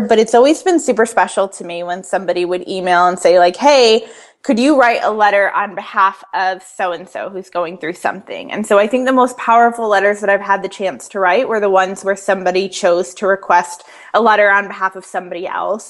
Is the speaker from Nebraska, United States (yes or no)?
no; Connecticut, United States; moved away as an adult; now in Atlanta, United States; I moved here three years ago, so I'm originally from Connecticut, and then moved down south for the first time um, being in the South is so completely different from living up north my whole entire life